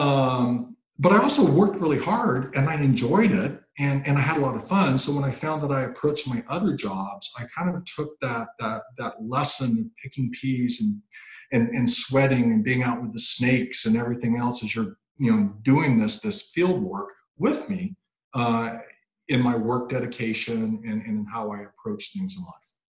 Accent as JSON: {"language": "English", "region": "Mississippi", "country": "United States", "said": "I'm from Mississippi"}